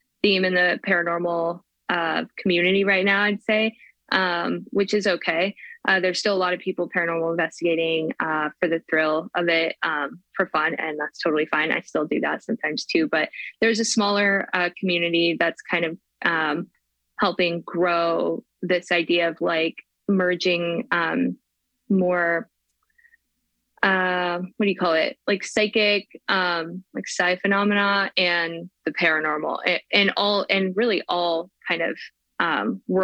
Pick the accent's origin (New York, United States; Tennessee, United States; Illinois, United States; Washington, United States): Washington, United States; Spokane; here in my hometown of Spokane